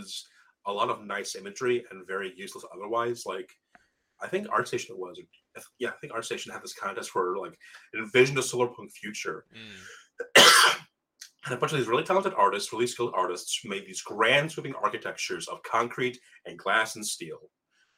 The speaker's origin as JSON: {"language": "English", "region": "Michigan", "country": "United States", "tie": "born or raised there", "said": "I grew up in Michigan, and the old joke was we have two seasons"}